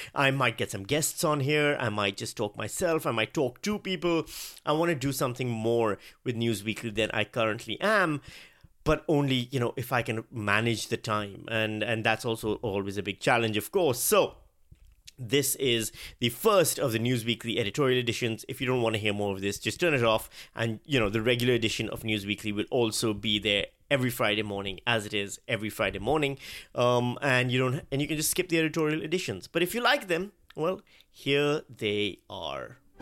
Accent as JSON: {"language": "English", "country": "Pakistan", "tie": "born or raised there", "also_born_or_lived": "Virginia, United States", "moved": "as an adult", "said": "I'm Pakistani. I grew up in Pakistan. I spent thirty-five years of my life in Pakistan."}